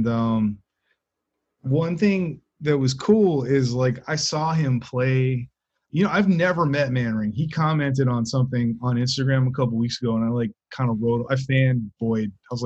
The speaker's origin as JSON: {"language": "English", "town": "Washington", "region": "District of Columbia", "country": "United States", "tie": "born or raised there", "said": "I grew up right outside Washington, D.C."}